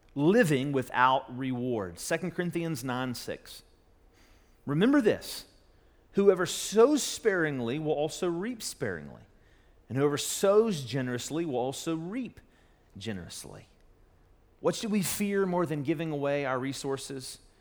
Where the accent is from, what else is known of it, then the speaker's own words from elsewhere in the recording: Charleston, West Virginia, United States; moved away as an adult; also born or lived in Louisville; now back in my hometown in Charleston, West Virginia